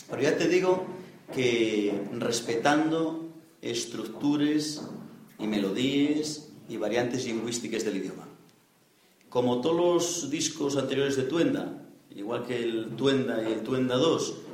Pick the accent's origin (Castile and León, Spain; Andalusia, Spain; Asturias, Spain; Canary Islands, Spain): Asturias, Spain; Pravia; y que yo soy de Pravia. ¿eh? Los asturianos para eso somos muy etnocéntricos, ¿sí verdad?